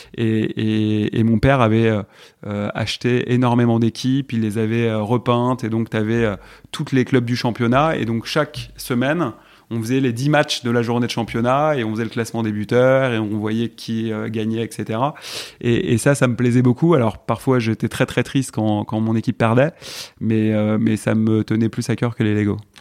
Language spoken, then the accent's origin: French; Malakoff, Île-de-France, France; also born or lived in Puteaux / Paris; J'ai grandi à Malakoff, Mmh. Voilà, je suis né à Puteaux exactement dans le 92.